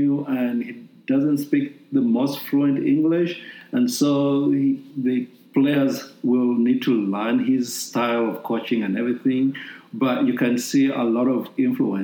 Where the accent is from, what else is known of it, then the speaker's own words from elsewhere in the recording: Uganda; now in United States; I'm originally from Uganda. I was born and raised in Uganda.